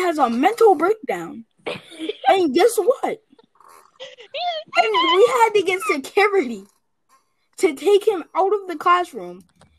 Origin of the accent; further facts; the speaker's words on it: New York, United States; As a New Yorker